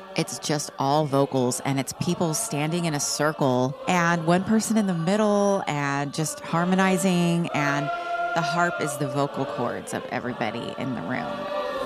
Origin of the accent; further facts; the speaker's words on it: Texas, United States; I grew up in Texas.